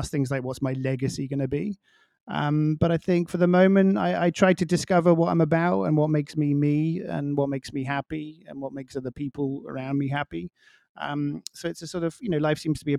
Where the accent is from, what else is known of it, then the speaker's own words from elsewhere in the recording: England, United Kingdom; now in Miami, United States; being English and coming from a small village